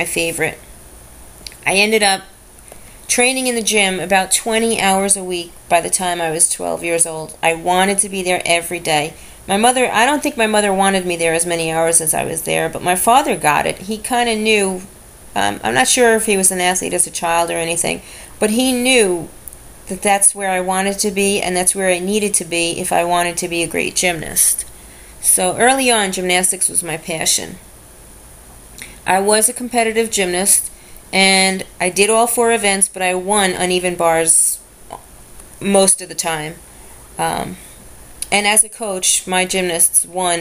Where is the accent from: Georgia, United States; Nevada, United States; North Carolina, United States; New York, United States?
New York, United States; New York City; I grew up in Brooklyn, New York.